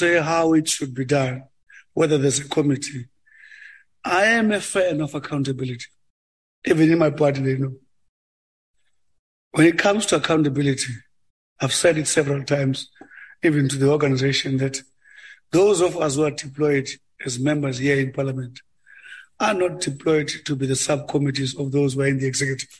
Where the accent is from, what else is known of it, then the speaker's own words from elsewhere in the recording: Ngcobo, Eastern Cape, South Africa; I'm from in the Eastern Cape, where I was born in Ngcobo. I mean, sometimes my own rural town doesn't have water